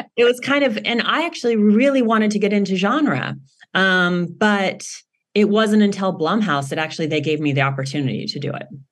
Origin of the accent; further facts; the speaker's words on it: Los Angeles, California, United States; I grew up in Los Angeles